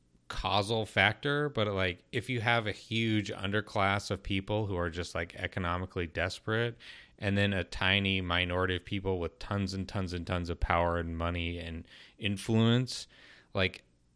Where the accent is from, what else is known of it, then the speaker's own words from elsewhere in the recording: Southwest, United States; in the Southwest.